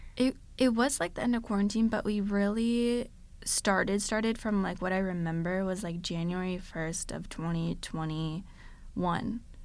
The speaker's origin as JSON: {"language": "English", "region": "Connecticut", "country": "United States", "tie": "born or raised there", "moved": "as an adult", "lives_now": "South Florida, United States", "said": "I grew up in Connecticut my whole life, never moved ever before"}